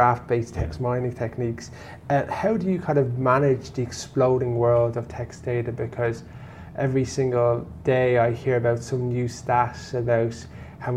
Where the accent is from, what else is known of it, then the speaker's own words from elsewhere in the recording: Ireland; we're an English-speaking country